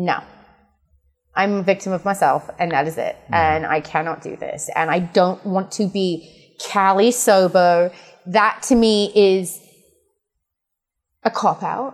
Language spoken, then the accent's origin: English; England, United Kingdom; We're both English